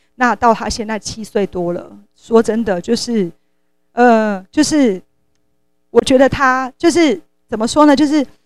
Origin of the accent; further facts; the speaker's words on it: Taiwan; 我们台湾人很幸福